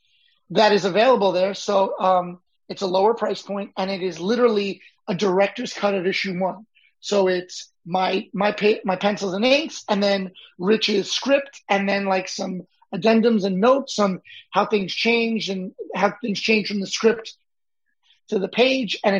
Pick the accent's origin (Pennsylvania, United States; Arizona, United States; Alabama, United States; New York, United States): New York, United States; I grew up in New York